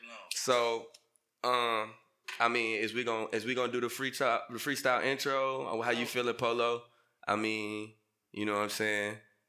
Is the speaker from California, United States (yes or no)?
no; Battle Creek, Michigan, United States; I'm from Battle Creek, Michigan.